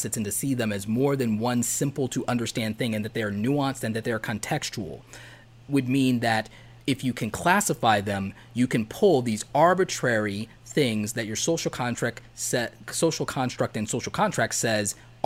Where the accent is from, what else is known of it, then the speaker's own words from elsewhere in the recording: the South, United States; I grew up in the South